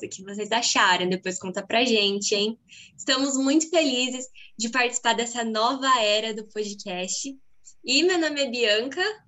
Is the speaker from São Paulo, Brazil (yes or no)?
yes; Birigui, São Paulo, Brazil; sou de Birigui, do interior do estado de São Paulo